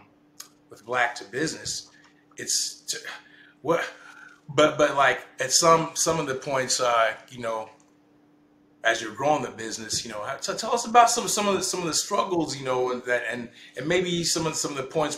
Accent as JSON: {"language": "English", "region": "Kansas", "country": "United States", "tie": "born or raised there", "said": "how I grew up, you know, in Kansas"}